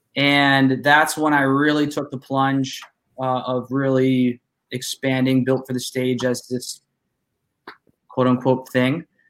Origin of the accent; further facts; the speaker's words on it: Youngstown, Ohio, United States; I'm from Youngstown.